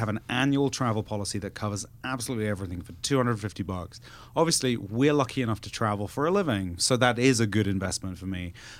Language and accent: English; California, United States; I'm from California, I've never been to Maine.